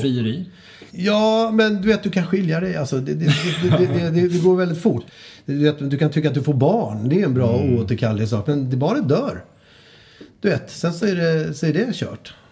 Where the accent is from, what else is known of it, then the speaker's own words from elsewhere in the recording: Stockholm, Stockholm County, Sweden; Åsens torg ligger ute i Bromma och där, det område där jag växte upp.